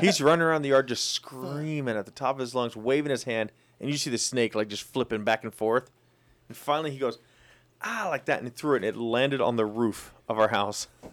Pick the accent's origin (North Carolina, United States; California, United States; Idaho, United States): Idaho, United States; Twin Falls; also born or lived in Moscow, Idaho; When I moved from Moscow back home to, to Twin Falls area